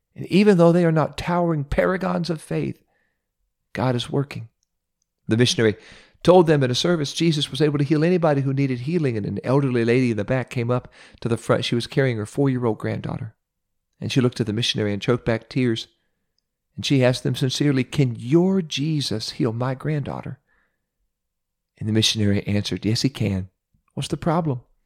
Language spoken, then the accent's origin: English; Ohio, United States; my home state of Ohio